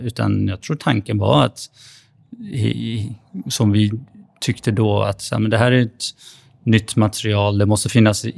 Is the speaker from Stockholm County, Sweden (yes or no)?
yes; Stockholm, Stockholm County, Sweden; also born or lived in Flen; jag växte upp i Husby